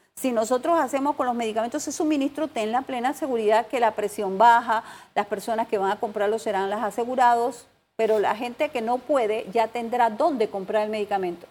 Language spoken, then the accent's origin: Spanish; Panama